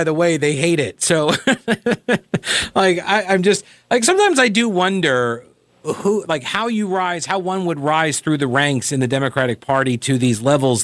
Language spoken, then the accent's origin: English; North Carolina, United States